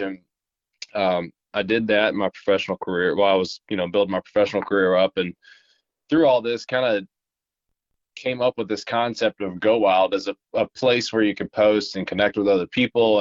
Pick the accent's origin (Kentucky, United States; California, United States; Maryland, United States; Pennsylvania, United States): Kentucky, United States; Middlesboro; also born or lived in Tennessee; I'm from Appalachia in Middlesboro, Kentucky, born in uh, eastern Kentucky and grew up there and uh, lived there for 18 years.